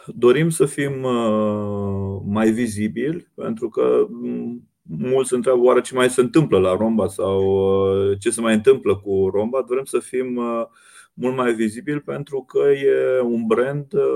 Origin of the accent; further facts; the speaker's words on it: Romania; ca români și ca țară